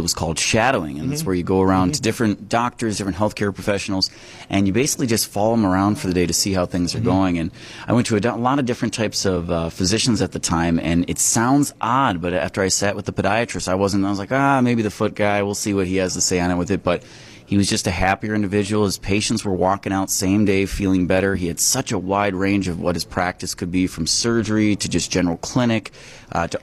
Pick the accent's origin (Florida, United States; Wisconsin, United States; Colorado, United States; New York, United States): Wisconsin, United States; Kenosha; also born or lived in North Chicago, Illinois / Madison, Wisconsin; I grew up in Kenosha, Wisconsin, kind of on the southeast border.